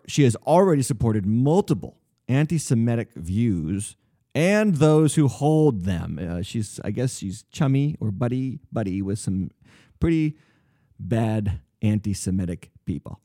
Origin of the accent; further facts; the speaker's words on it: United States; I'm from America.